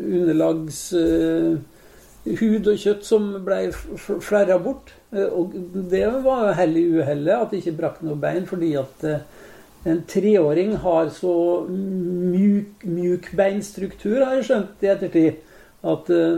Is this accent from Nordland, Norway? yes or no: no; Molde, Møre og Romsdal, Norway; now in Oslo, Norway; Jeg er jo født og oppvokst i Storgata 15